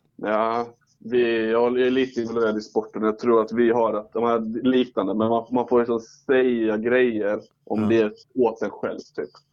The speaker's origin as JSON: {"language": "Swedish", "town": "Ängelholm", "region": "Skåne", "country": "Sweden", "moved": "yes", "lives_now": "Örebro, Sweden", "said": "jag bor ju i Örebro men jag är ju från Ängelholm"}